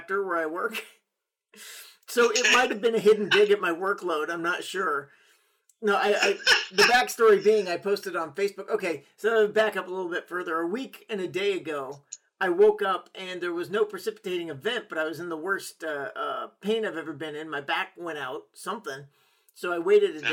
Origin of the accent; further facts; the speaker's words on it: Oregon, United States; moved away; I grew up in Oregon a little bit